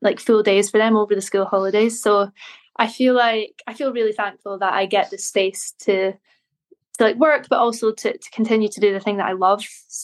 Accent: Inverness, Scotland, United Kingdom; moved away as an adult; now in Glasgow, United Kingdom; I am originally from Inverness, and I grew up there, went to school there

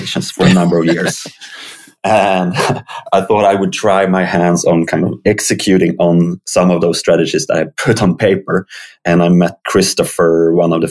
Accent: Uppsala, Uppsala County, Sweden; I live in Sweden. I grew up in Uppsala

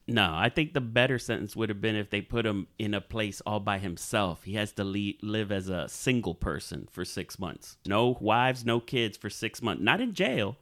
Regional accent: Hialeah, Florida, United States; our neighborhood where we grew up in Hialeah

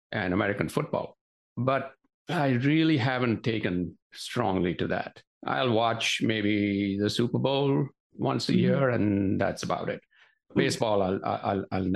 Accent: Mumbai, Maharashtra, India; moved away as an adult; now in United States; growing up in Bombay, it was a very cosmopolitan city.

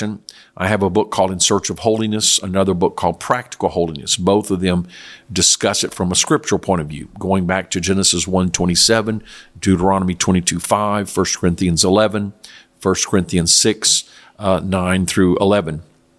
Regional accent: South Korea; I know when I grew up in Korea years ago, the government had a dress code for public schools.

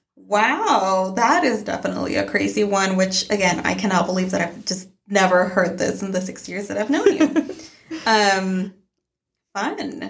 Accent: Mexico; moved away; growing up in Mexico

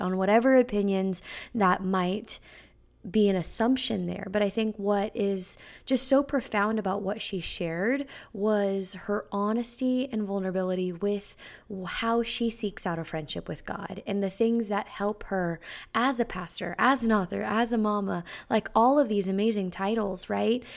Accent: Bay Area, California, United States; now in Nashville, United States; I'm from the Bay Area in California

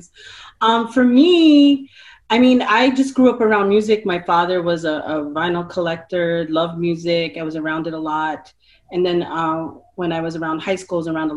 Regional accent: New York City, New York, United States; moved away; when I was in New York City in my hometown

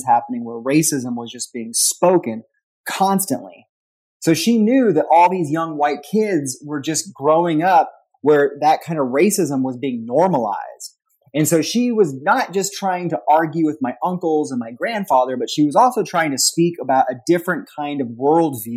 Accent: Whittier, California, United States; now in Louisville, United States; I grew up in Whittier, California, which is part of Los Angeles County

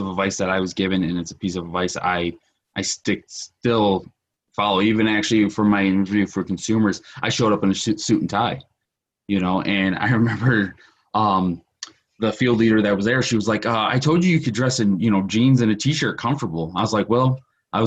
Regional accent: Detroit, Michigan, United States; I grew up in Detroit

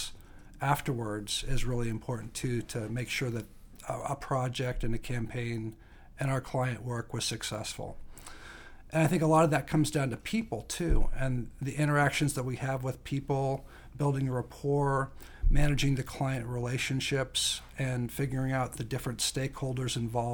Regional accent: Lincoln, Nebraska, United States; moved away as an adult; also born or lived in Chicago / Taipei, Taiwan / Shanghai, China; I grew up in the Midwest, Nebraska, to be exact. I went to school in Chicago, so that was a big difference between growing up in Lincoln, Nebraska.

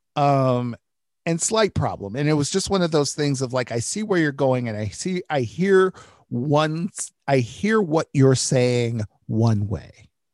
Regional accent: Detroit, Michigan, United States; I grew up in Detroit

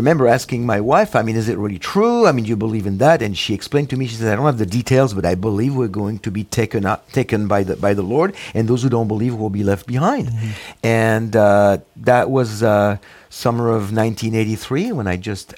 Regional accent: Paris, Île-de-France, France; English is a second language; moved away as an adult; now in United States; I was born in Paris, France, mm-hmm. in the late 50s, and Jewish parents, both Holocaust and war survivors. And so I was brought up in an agnostic, non-religious Jewish family

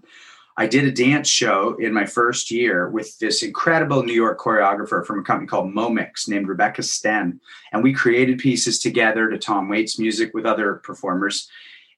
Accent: Guelph, Ontario, Canada; I grew up in Guelph, Ontario

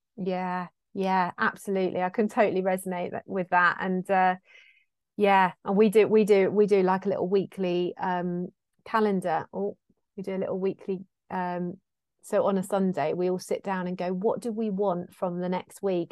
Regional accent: South West England, United Kingdom; being Cornish too

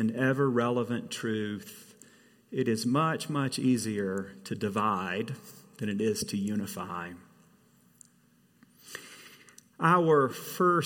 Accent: the South, United States; I come from the South, where red clay is seemingly universal.

